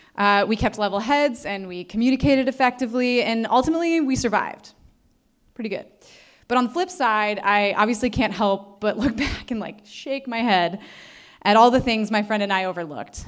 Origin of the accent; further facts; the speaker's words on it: Northeastern Ohio, United States; I was born and raised in Northeastern Ohio